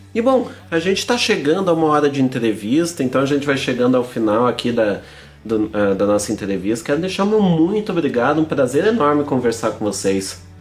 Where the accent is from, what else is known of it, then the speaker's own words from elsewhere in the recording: Santa Catarina, Brazil; moved away; eu nasci em Santa Catarina, então a gente sabe bem como é que é a realidade lá